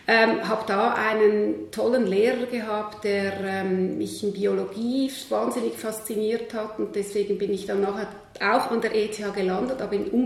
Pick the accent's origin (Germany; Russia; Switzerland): Switzerland; Ähm, ich bin am Zürichsee aufgewachsen, sehr behutsam, in einer ähm, halb akademischen Familie, halb Bauernfamilie.